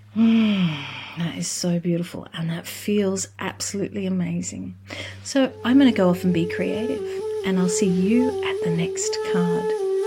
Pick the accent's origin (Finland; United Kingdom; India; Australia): Australia; I come from Australia.